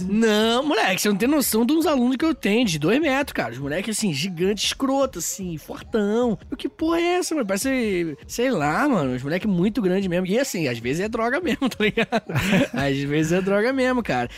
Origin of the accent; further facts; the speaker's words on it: Brazil; a gente é brasileiro